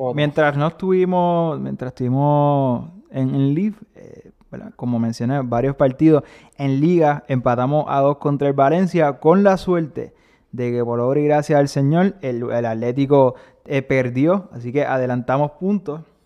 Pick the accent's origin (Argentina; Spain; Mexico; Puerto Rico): Puerto Rico; Rafa y yo somos puertorriqueños, nuestro equipo nacional es Puerto Rico